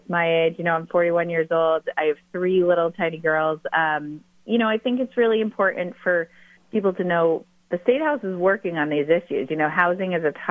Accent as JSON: {"language": "English", "town": "Stratham", "region": "New Hampshire", "country": "United States", "tie": "born or raised there", "also_born_or_lived": "Portsmouth, New Hampshire", "said": "I'm originally from Stratham"}